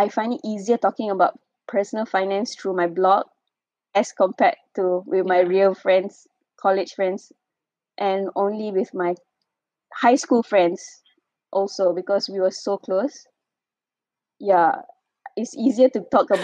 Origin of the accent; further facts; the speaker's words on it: Ipoh, Perak, Malaysia; moved away as an adult; also born or lived in Kuala Lumpur; I was from Ipoh, and when I moved to KL